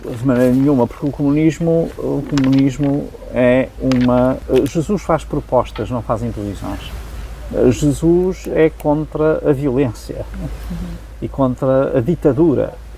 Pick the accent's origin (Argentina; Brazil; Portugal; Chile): Portugal; adoro ser português